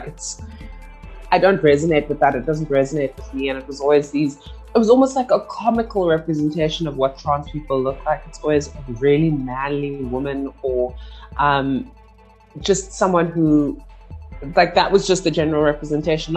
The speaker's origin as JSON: {"language": "English", "town": "Cape Town", "region": "Western Cape", "country": "South Africa", "tie": "born or raised there", "said": "I'm from the city of Cape Town, sprawling metropolis, as they love to call it. And I grew up in Cape Town"}